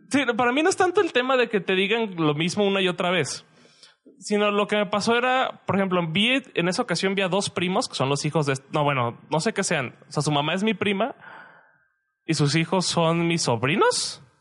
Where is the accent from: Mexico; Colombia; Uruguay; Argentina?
Mexico; Guadalajara, Jalisco; also born or lived in Querétaro; yo ya me había acostumbrado, o sea, yo no me escucho mi propio acento. Pero en Querétaro yo no escuchaba un acento particular. Entonces, cuando volví aquí a, acá a Guadalajara, sí fue como un choque de, ah, la verdad, estos güeyes sí tienen un acento y bien marcado.